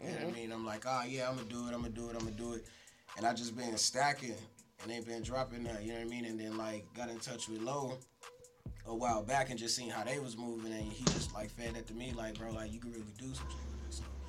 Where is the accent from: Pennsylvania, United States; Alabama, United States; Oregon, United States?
Alabama, United States; Birmingham; moved away; But yeah, I'm from Birmingham, Alabama. Came out here. I've been out here for like 18 years altogether.